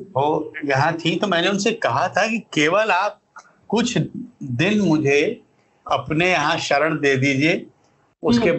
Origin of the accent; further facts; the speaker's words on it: a small village near Varanasi, Uttar Pradesh, India; बनारस का एक बहुत छोटा सा गांव है कस्बा है जिसका नाम है उदार